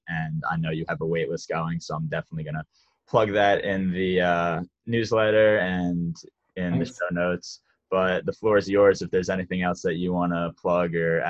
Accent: United States

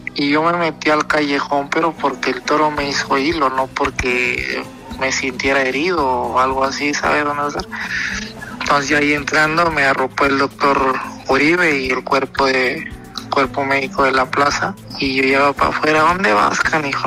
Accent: Zacatecas, Mexico; soy, de Zacatecas, Zacatecas de capital

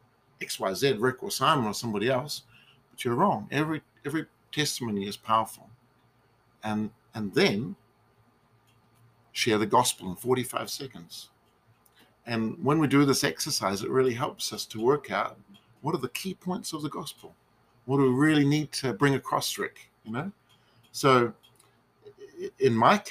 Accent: New Zealand; a restaurant in my hometown

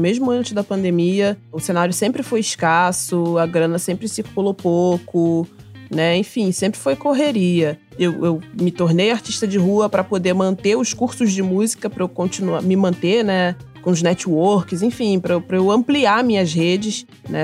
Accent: Mesquita, Rio de Janeiro, Brazil; sou da Baixada Fluminense, sou cria da B X D, do município de Mesquita.

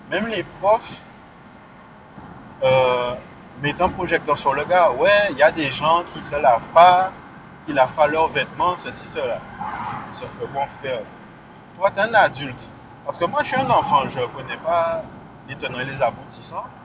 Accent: Guadeloupe; moved away; Ouais, donc euh, cette chanson-là, ça parle du fait que ouais, euh, j'ai quitté la Guadeloupe. J'ai pas quitté la Guadeloupe euh, parce que je la suis ou pas, mais

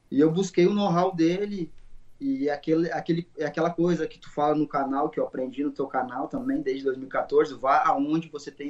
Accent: Porto Alegre, Rio Grande do Sul, Brazil; moved away as an adult; also born or lived in Ibirubá; now in Jacksonville, United States; Bom, é, sou de Porto Alegre, morei 20 anos em Porto Alegre

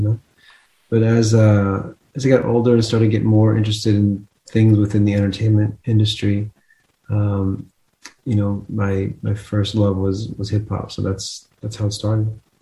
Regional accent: New Jersey, United States; moved away; also born or lived in Texas; I grew up in New Jersey and then I moved to Texas

